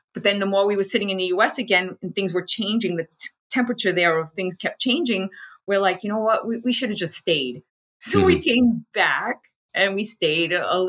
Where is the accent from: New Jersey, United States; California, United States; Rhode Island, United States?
Rhode Island, United States; moved away as an adult; now in Portugal; I originally am from the United States, and I was born and raised in New England, specifically the Rhode Island